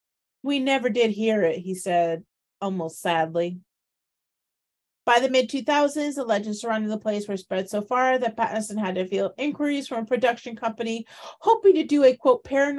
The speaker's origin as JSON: {"language": "English", "region": "Midwest", "country": "United States", "tie": "born there", "said": "I was born in the Midwest."}